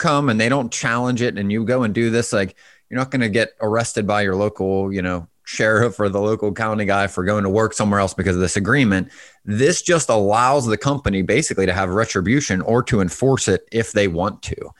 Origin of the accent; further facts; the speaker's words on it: Pittsburgh, Pennsylvania, United States; moved away; I'm originally from Pittsburgh